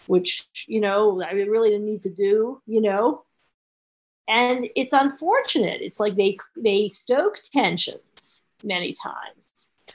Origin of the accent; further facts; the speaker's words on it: Pittsburgh, Pennsylvania, United States; I grew up in Pittsburgh